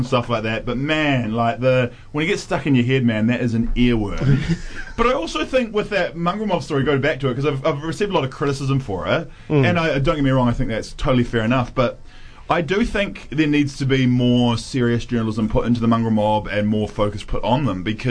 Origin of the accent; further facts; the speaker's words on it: Nelson, New Zealand; I was from Nelson, New Zealand